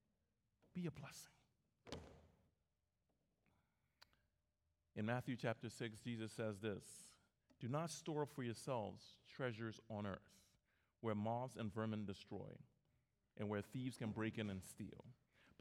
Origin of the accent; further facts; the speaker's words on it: Liberia; now in United States; I went back to my home country, Liberia